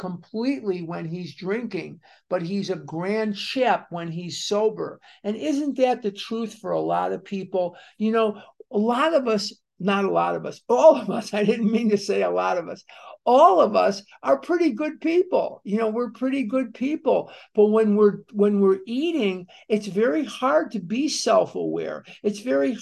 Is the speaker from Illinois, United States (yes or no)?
yes; Chicago, Illinois, United States; I'm born and raised in Chicago